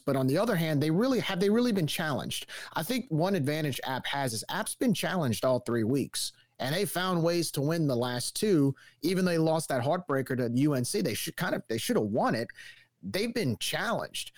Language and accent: English; New Orleans, Louisiana, United States; twenty years ago when I grew up in New Orleans